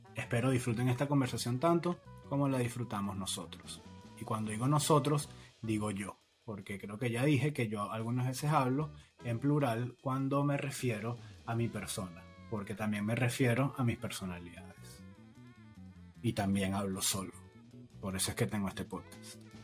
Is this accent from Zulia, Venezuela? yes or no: no; Caracas, Capital District, Venezuela; moved away; yo me fui en el 2007, no tengo esa Caracas